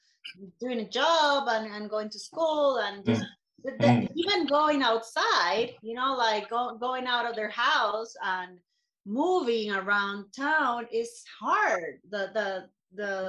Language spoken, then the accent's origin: English; Costa Rica; moved away as an adult; also born or lived in England; I am from Costa Rica